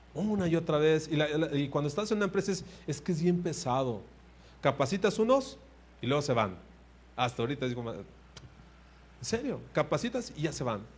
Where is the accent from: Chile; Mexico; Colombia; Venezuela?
Mexico; somos mexicanos